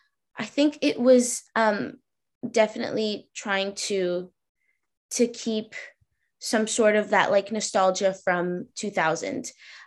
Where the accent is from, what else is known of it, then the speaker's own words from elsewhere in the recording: Boston, Massachusetts, United States; born there; also born or lived in New York; I was born in Boston, right? So I definitely had snow days.